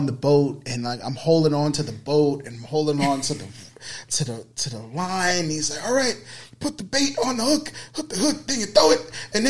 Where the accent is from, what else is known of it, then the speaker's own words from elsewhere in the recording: New York City, New York, United States; growing up in the Bronx, I didn't live that far from here.